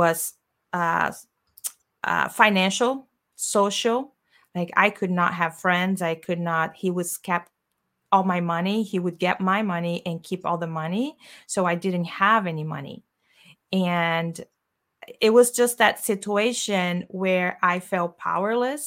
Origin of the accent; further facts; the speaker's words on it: Brazil; English is a second language; moved away as an adult; I am from Brazil and I came here, as you said, I had $200 in my pocket.